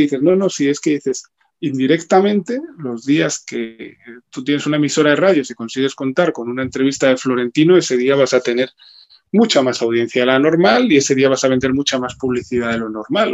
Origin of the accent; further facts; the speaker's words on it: Spain; como ciudadano español